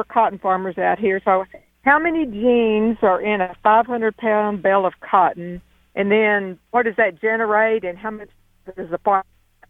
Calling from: Sudan, Texas, United States; I live in Sudan, Texas.

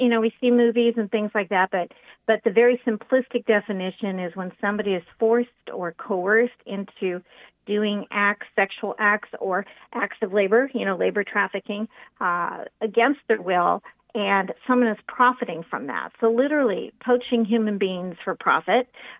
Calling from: Central Oregon, United States; I'm calling in from Central Oregon, so right in the middle of the state.

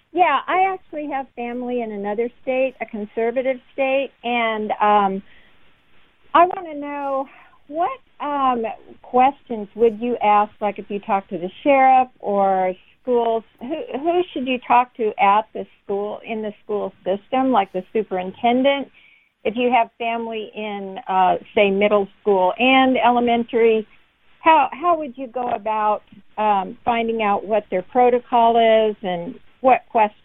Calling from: Arkansas, United States

